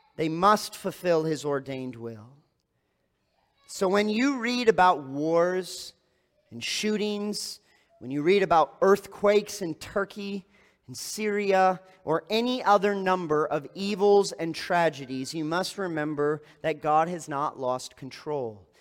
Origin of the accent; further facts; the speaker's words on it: East Lansing, Michigan, United States; moved away; I grew up in East Lansing, Michigan